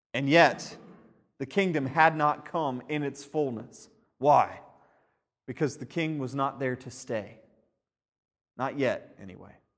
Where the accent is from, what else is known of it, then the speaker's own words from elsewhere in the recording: United States; as an American